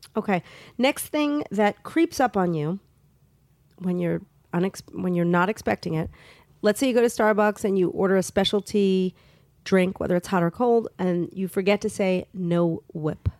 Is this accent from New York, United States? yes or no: yes; New York, United States; As a New Yorker